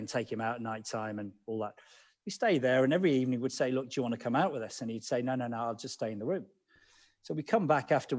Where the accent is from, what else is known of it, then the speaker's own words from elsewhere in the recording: Birmingham, West Midlands, United Kingdom; growing up in Birmingham